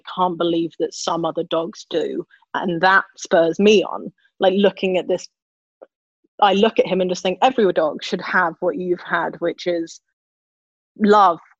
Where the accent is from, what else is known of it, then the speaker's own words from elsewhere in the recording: London, United Kingdom; I grew up near Battersea Dogs Home